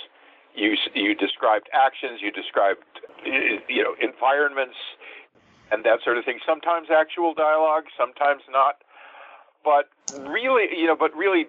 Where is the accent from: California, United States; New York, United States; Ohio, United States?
New York, United States; Westchester County; moved away as an adult; also born or lived in Chicago, Illinois; I grew up in Westchester County, New York, which is just north of New York City